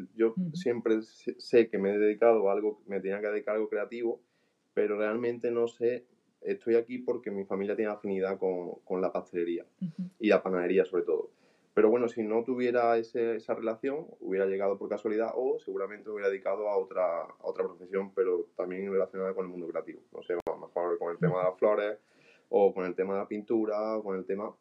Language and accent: Spanish; Andalusia, Spain; soy de Andalucía